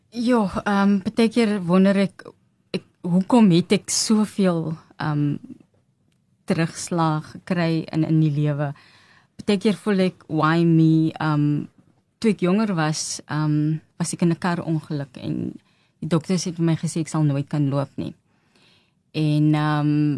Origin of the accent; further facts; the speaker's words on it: Johannesburg, Gauteng, South Africa; Ons is van Johannesburg. Hmm um, in Revelie groot geword.